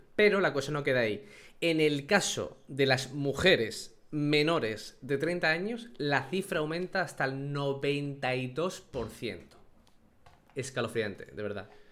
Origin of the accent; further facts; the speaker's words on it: Andalusia, Spain; como andaluz me estoy sintiendo insultado